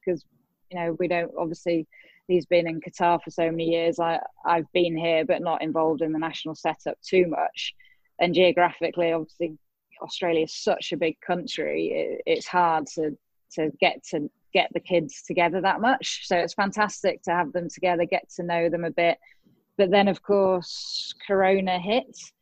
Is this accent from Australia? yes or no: no; England, United Kingdom; in my home country in England